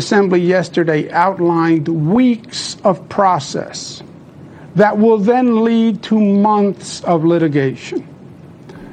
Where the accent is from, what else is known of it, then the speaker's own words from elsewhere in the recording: New York, United States; I'm a New Yorker, born and bred.